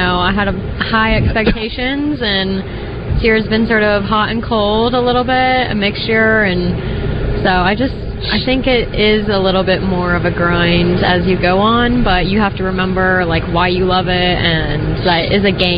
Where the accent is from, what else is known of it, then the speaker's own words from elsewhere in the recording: Sumterville, Florida, United States; now in Dallas, United States; I'm originally from Florida, but I live in Dallas now.